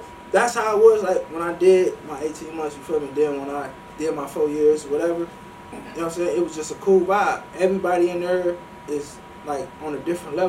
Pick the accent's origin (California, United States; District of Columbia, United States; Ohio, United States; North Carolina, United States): Ohio, United States; So, I'm from Ohio, so I'm with Northeast.